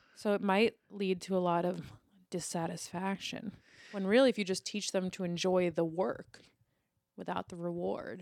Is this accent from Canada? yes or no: no; New York City, New York, United States; I grew up in Lower Manhattan